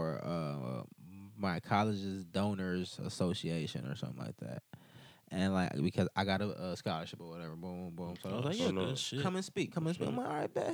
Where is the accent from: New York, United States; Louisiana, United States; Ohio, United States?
Ohio, United States; Cleveland; I grew up in Cleveland